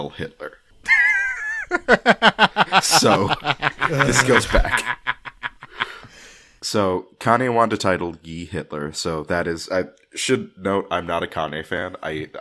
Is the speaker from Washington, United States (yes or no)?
no; New York, United States; accent: New York; my New York accent